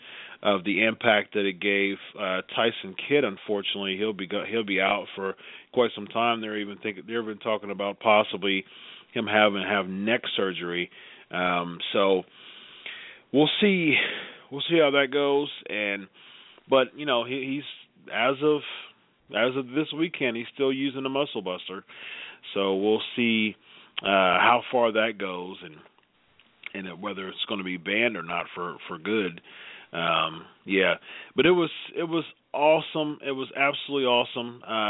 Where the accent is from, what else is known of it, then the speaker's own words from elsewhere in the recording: Columbus, Ohio, United States; it was in Columbus, Ohio. It's my hometown